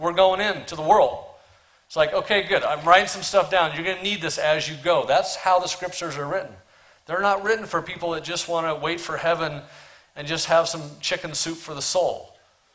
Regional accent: Portland, Oregon, United States; I'm from Portland, Oregon

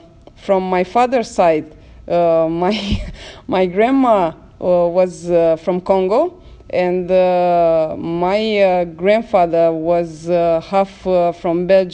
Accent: Bucharest, Romania; 43 years born and raised in Romania. I'm a multiracial and multinational raised in Bucharest. Although I travel all around Europe, but I still feel a Romanian, and I am proud to say that.

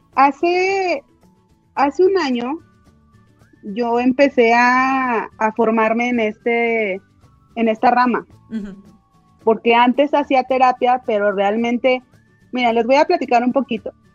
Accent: Jalpa, Zacatecas, Mexico; moved away as an adult; also born or lived in Villanueva, Zacatecas; now in Zacatecas, Mexico; Yo crecí en Jalpa. Ahí estudié desde el kinder hasta la preparatoria

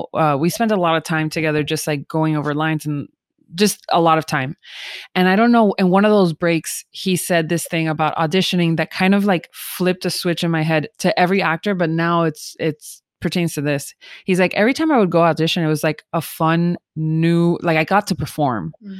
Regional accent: United Kingdom; I'm so British.

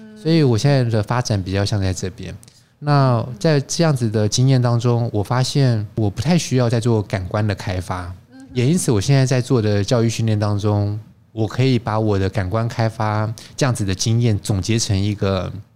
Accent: Taiwan; 我是中国人嘛，台湾人

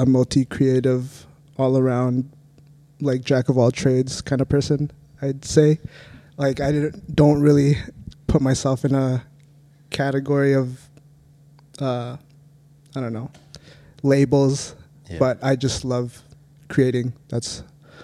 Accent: Saskatoon, Saskatchewan, Canada; I am born and raised in Saskatoon

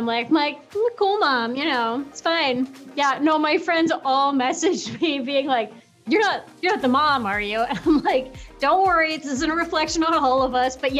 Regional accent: Midwest, United States; I'm also from the Midwest

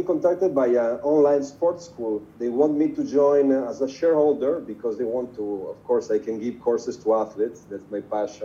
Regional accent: Italy; I'm from Italy.

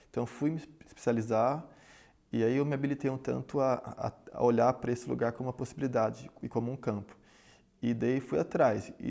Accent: São Paulo, Brazil; Sou de São Paulo, voltei para São Paulo e aqui comecei a pensar, afinal, onde é que eu vou trabalhar.

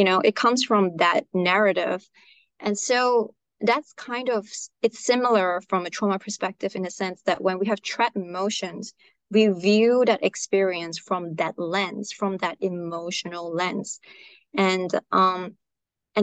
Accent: Malaysia; moved away as an adult; also born or lived in Australia; I'm originally from Malaysia, but I went to Australia for uni

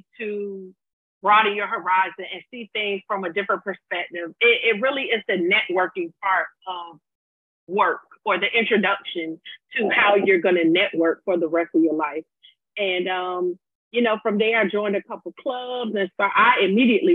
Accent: Virginia Beach, Virginia, United States; I'm from Virginia Beach, Virginia. 757, 2 up, 2 down

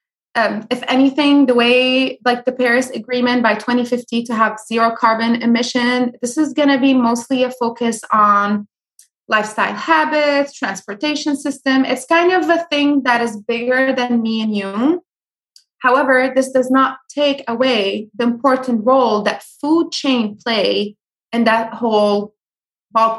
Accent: Syria; moved away; also born or lived in California; I grew up in Syria

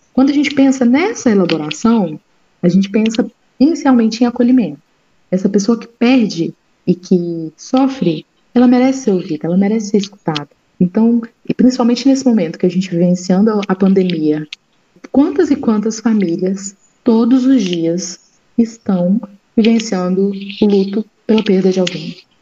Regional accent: Brazil; nós brasileiros

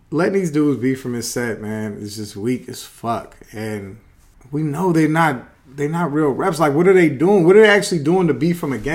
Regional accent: Los Angeles, California, United States; I'm from L.A.

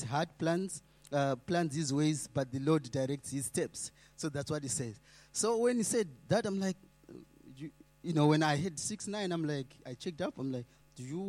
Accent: Zimbabwe; moved away; I'm coming from Zimbabwe.

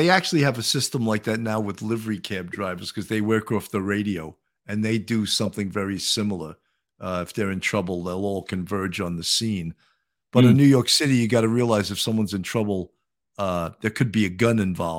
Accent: London, United Kingdom; accent: London; I started out with a little bit of my London accent, but it wasn't working too good, so I abandoned it rather quickly.

